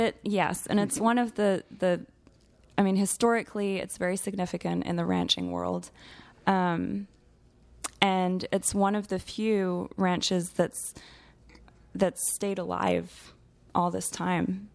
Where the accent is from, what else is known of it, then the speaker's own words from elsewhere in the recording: Geneva, Switzerland; moved away as an adult; now in Texas, United States; growing up in Switzerland